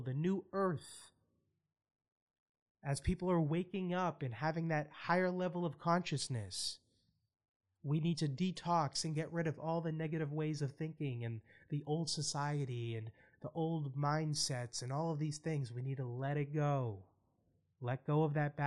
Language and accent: English; Boston, Massachusetts, United States; my hometown